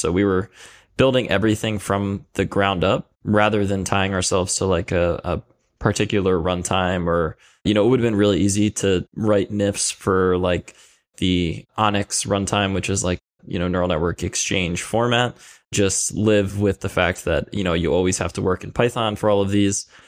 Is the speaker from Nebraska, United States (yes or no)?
no; Philadelphia, Pennsylvania, United States; I'm originally from Philadelphia, Pennsylvania, or the area around Philadelphia